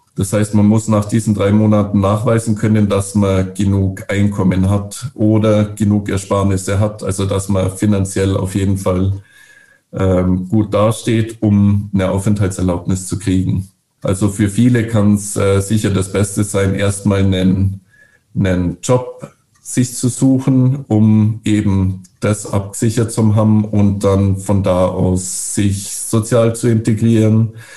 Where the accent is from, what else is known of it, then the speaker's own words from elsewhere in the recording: Bavaria, Germany; moved away as an adult; also born or lived in Northern Norway; now in Norway; ich bin ja aus Bayern